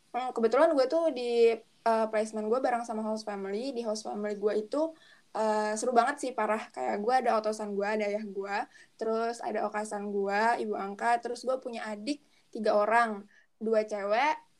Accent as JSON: {"language": "Indonesian", "town": "Batam", "region": "Riau Islands", "country": "Indonesia", "said": "aku kan dari Batam"}